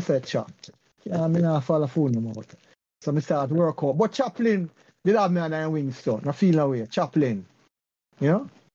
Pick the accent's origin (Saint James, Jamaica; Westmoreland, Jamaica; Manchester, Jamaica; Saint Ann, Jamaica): Westmoreland, Jamaica; moved away; also born or lived in Petersfield, Westmoreland / Pembroke Hall, Kingston; me born in Westmoreland